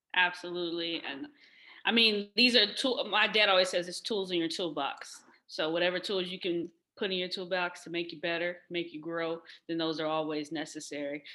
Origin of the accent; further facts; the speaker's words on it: San Diego, California, United States; moved away as an adult; also born or lived in Washington, D.C.; That's where I grew up. I grew up in California. I'm a Cali girl.